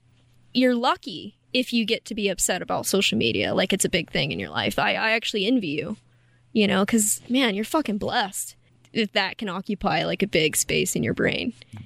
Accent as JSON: {"language": "English", "region": "Appalachia", "country": "United States"}